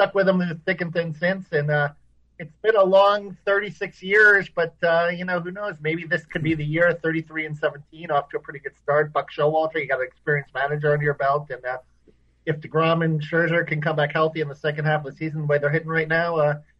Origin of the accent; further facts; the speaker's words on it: New York City, New York, United States; Yeah, well, I was born in Queens